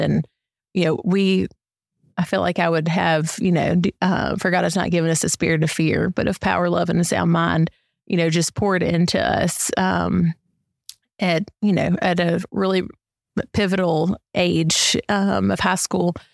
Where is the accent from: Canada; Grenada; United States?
United States; Columbus, Mississippi; I grew up, born and raised in Columbus, Mississippi